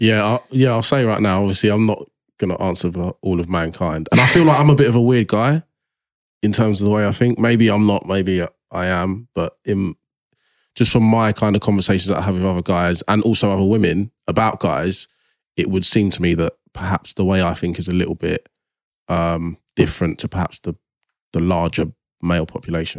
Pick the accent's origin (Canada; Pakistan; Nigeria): Nigeria; I'm like Nigerian.